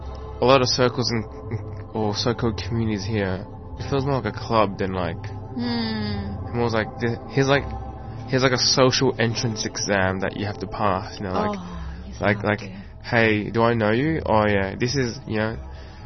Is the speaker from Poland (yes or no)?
no; Keysborough, Victoria, Australia; now in Coburg, Australia; I currently live in Coburg, but I grew up in Keysborough.